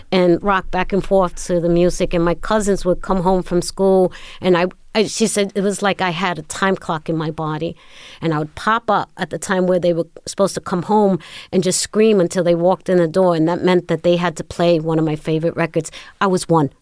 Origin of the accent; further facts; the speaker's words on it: New York City, New York, United States; I was born in Brooklyn.